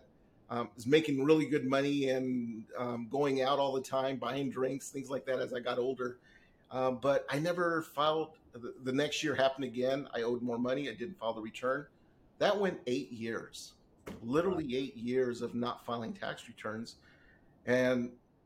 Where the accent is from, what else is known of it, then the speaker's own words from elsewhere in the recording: Southern California, United States; also born or lived in San Diego / Inland Empire; I've lived out here in Southern California all my life. I was literally born in San Diego